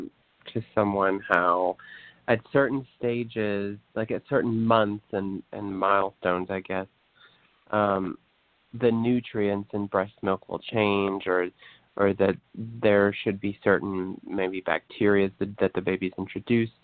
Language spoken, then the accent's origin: English; Appalachian Mountains, southeast Kentucky, United States; I'm from the Appalachian Mountains in southeast Kentucky.